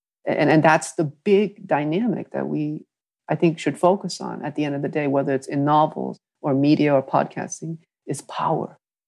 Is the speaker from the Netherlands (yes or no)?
no; New England, United States; but I think for something about growing up in New England pushed me there even further, because I just saw so much wealth and privilege.